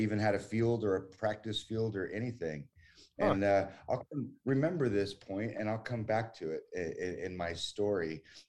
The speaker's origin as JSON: {"language": "English", "town": "Creswell", "region": "Oregon", "country": "United States", "tie": "born or raised there", "also_born_or_lived": "Pleasant Hill, Oregon / Dexter, Oregon / Canada / Alaska", "moved": "as an adult", "lives_now": "Thailand", "said": "So we have lived all over Oregon. I'm born and raised in Oregon, and we've lived everywhere from like Seaside, Astoria area."}